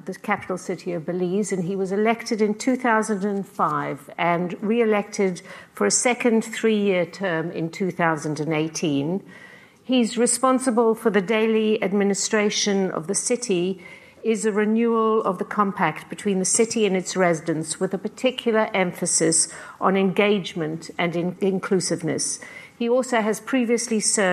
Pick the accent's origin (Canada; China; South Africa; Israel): South Africa; also born or lived in Britain; now in United Kingdom; I'm a South African-born playwright and novelist who, although I've lived most of my life in Britain, still feels very strong bonds to my mother country.